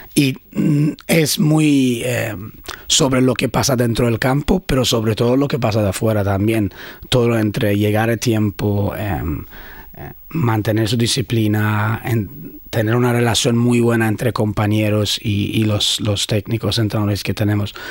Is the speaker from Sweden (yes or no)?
yes; Sweden; Spanish is a second language; also born or lived in Iran / Brazil / Barcelona, Spain; now in Brisbane, Australia; Con ocho años fuimos a Suecia, donde crecí ahí.